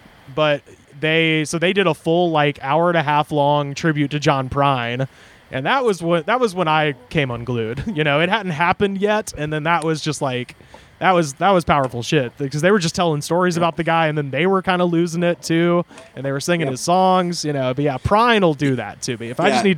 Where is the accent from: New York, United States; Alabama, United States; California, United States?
Alabama, United States; Auburn; moved away as an adult; Waverly, which is this little town outside of Auburn where I'm from.